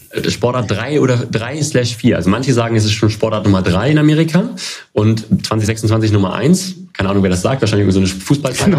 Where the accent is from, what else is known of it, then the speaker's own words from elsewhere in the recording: Hanover, Lower Saxony, Germany; moved away as an adult; Ich komme äh, gebürtig aus Hannover, bin quasi ein äh, Kind der Stadt